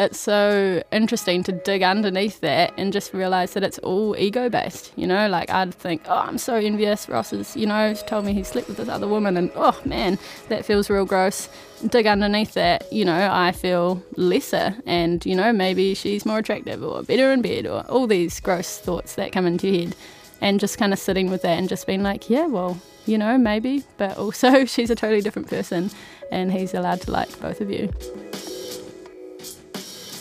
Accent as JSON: {"language": "English", "town": "Timaru", "region": "Canterbury", "country": "New Zealand", "moved": "as an adult", "lives_now": "Wellington, New Zealand", "said": "I'm originally from Timaru"}